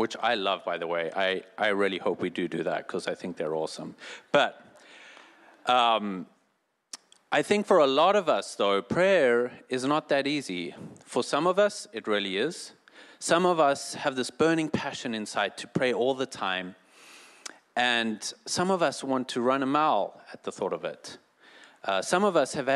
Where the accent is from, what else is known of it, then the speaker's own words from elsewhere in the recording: South Africa; moved away; I'm from South Africa